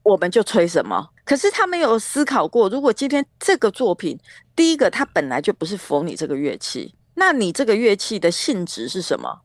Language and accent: Chinese; Taiwan; 但是我们毕竟都是在台湾长大的